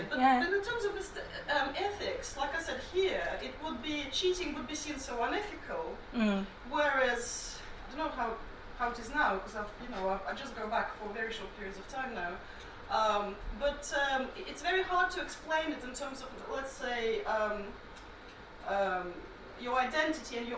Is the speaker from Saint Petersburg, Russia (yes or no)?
yes; Saint Petersburg, Russia; I'm from St. Petersburg um, in Russia